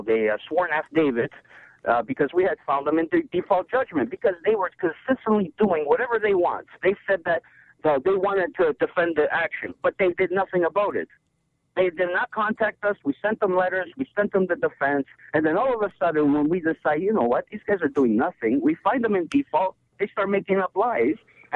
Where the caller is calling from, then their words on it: Toronto, Ontario, Canada; I'm calling from Toronto